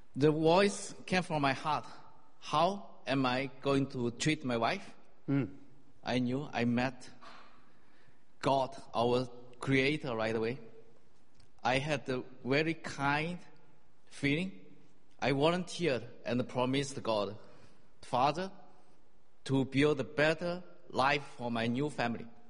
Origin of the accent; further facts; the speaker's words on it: China; moved away as an adult; also born or lived in Singapore; I grew up in China